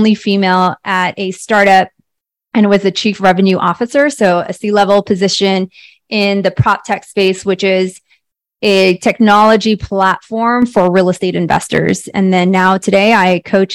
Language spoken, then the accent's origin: English; the Bay Area, California, United States; moved away as an adult; now in Scottsdale, United States; I am in Scottsdale, Arizona, originally from the Bay Area, born and raised in the Bay Area